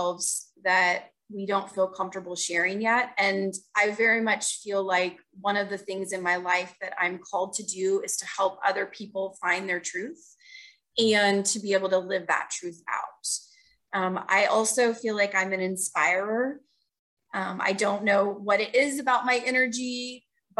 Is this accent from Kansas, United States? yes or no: yes; Manhattan, Kansas, United States; now in Lee's Summit, United States; Originally, I'm actually from Manhattan, Kansas.